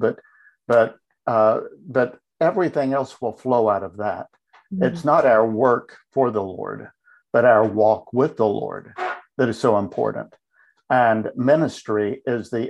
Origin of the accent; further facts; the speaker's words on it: Tennessee, United States; I was born and raised in Tennessee. That's where I live now. So I'm a native Tennessean